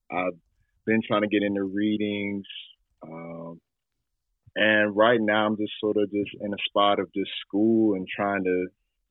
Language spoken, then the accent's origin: English; Nashville, Tennessee, United States; I'm from Nashville, Tennessee.